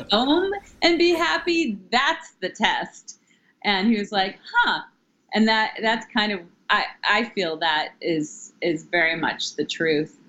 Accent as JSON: {"language": "English", "region": "Ohio", "country": "United States", "also_born_or_lived": "New York City", "moved": "as an adult", "lives_now": "Maine, United States", "said": "I am originally from Ohio and I moved to New York after college"}